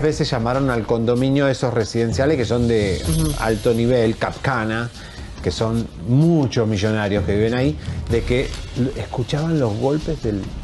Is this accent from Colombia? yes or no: no; Argentina; moved away as an adult; also born or lived in Miami; now in Mexico; yo me fui de Argentina porque me cansé un poco de los argentinos, porque a veces uno se cansa de su propia gente